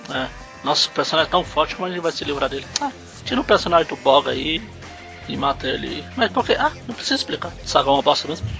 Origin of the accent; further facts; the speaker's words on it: Ceará, Brazil; eu também sou cearense